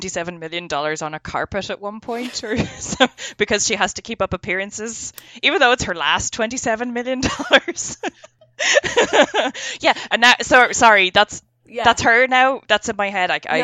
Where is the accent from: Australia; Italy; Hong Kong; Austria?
Hong Kong; I grew up in Hong Kong and everybody did not know each other